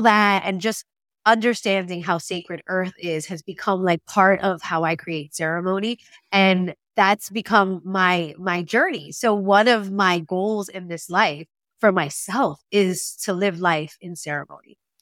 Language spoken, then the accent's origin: English; Puerto Rico; we are American in Puerto Rico